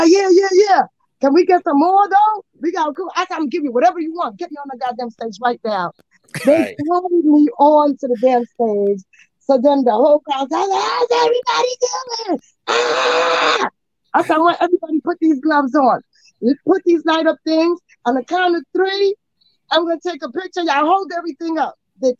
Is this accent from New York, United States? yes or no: yes; New York City, New York, United States; also born or lived in Guatemala; I was born in Guatemala. Okay. So I'm a Guatemalan princess. And from Guatemala, I was taken to Hollis, New York. So I was raised in a Hollis.